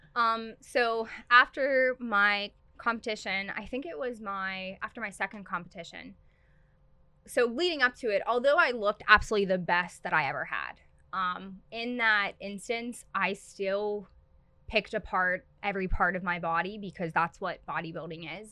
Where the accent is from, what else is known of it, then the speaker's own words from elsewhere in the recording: Pittsburgh, Pennsylvania, United States; I am originally from Pittsburgh, and then I went to high school at Ulsh, Our Lady of the Sacred Heart